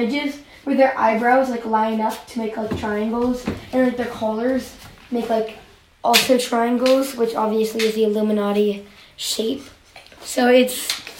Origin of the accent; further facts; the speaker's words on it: San Francisco Bay Area, California, United States; I'm from the San Francisco Bay Area.